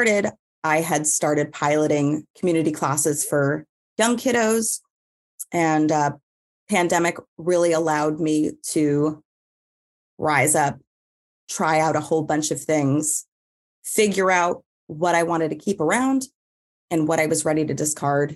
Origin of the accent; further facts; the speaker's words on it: New York, United States; Growing up in New York and having, you know, being around art